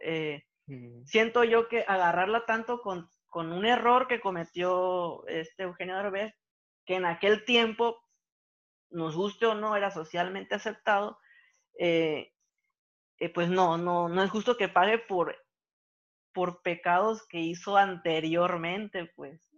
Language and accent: Spanish; Mexico; nosotros como mexicanos